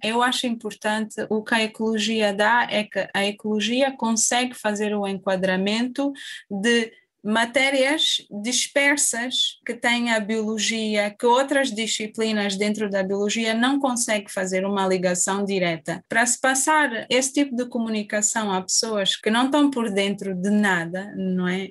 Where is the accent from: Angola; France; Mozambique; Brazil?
Angola; moved away as an adult; now in Évora, Portugal; Eu saí de Angola em 2013